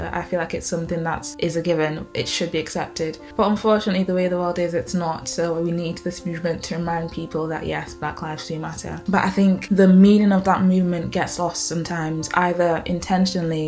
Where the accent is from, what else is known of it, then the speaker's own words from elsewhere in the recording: Manchester, North West England, United Kingdom; also born or lived in Ghana; I'm from Manchester and Ghana.